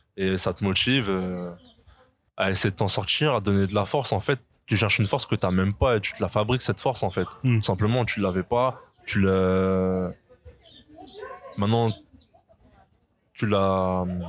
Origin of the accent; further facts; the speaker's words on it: France; on est français